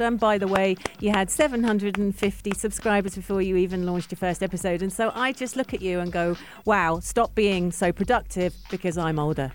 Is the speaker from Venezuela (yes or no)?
no; England, United Kingdom; now in UAE; two English girls